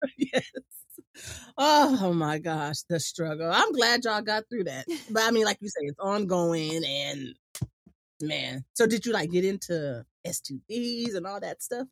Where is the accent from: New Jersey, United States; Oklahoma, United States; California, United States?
California, United States; Imperial Beach; growing up in Imperial Beach